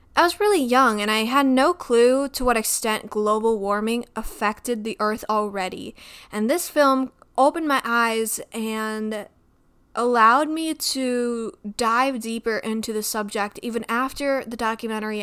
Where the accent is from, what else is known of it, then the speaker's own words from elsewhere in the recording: Midwest, United States; I grew up in the Midwest